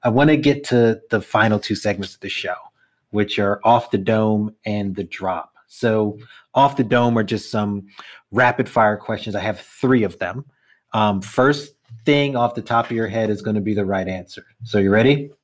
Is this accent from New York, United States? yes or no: yes; New York City, New York, United States; born and bred Brooklyn kid